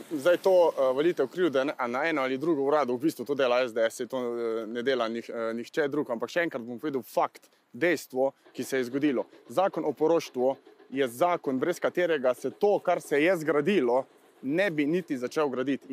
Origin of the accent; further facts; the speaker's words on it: Carinthia, Slovenia; vsi trije poslanci, ki prihajamo iz Hroške